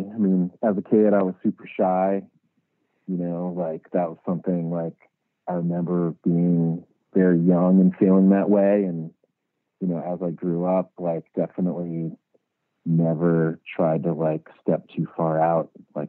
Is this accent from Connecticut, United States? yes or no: yes; Connecticut, United States; born or raised there